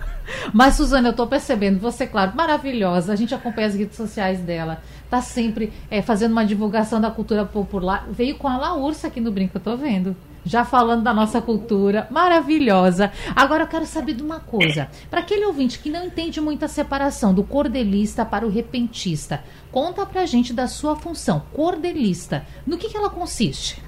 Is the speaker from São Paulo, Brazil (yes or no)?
no; Rio Grande do Sul, Brazil; moved away as an adult; now in Recife, Brazil; Tenho o prazer de morar aqui há quase três anos, mas nasci lá no Rio Grande do Sul